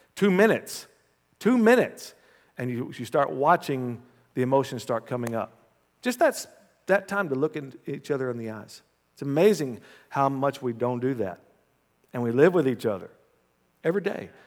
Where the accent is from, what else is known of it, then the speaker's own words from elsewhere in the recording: United States; as an American